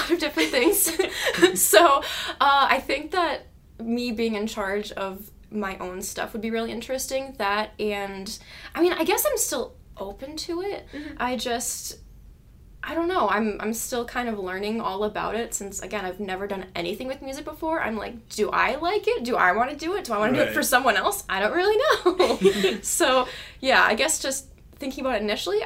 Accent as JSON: {"language": "English", "town": "St. Paul", "region": "Minnesota", "country": "United States", "lives_now": "Mankato, United States", "said": "I'm from the Twin Cities, specifically St. Paul."}